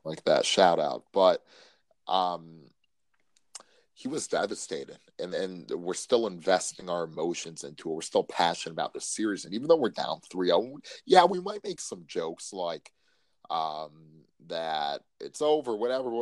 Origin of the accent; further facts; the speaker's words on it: Cleveland, Ohio, United States; I'm from Cleveland